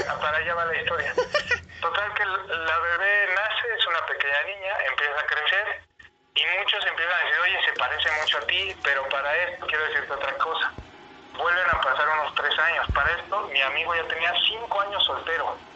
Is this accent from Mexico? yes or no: yes; Ecatepec, State of Mexico, Mexico; yo también crecí en Ecatepec, esa yo era de Ecatepec.